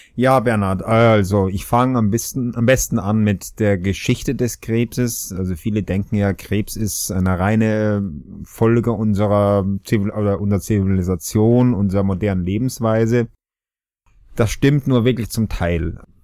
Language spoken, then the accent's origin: German; Austria; moved away as an adult; also born or lived in Regensburg, Germany / Göttingen, Germany; obwohl es mich hört, bin ich auch Österreicher